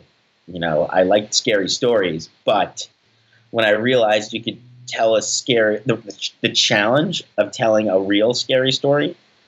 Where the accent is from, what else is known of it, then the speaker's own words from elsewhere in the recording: Staten Island, New York, United States; I guess I was always told that my hometown was so idyllic, you know